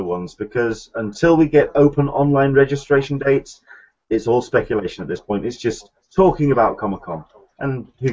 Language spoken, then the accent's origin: English; England, United Kingdom; now in San Diego, United States; I am an Englishman in San Diego